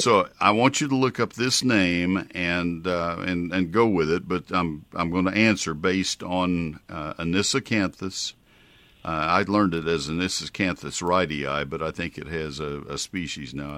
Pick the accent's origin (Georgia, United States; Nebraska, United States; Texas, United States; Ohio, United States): Texas, United States; College Station; I grew up with it in College Station